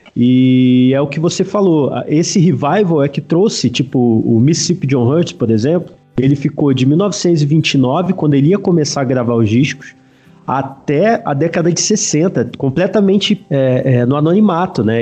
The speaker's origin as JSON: {"language": "Portuguese", "region": "Rio de Janeiro", "country": "Brazil", "also_born_or_lived": "São Paulo", "moved": "as an adult", "lives_now": "Campinas area, Brazil", "said": "sou carioca"}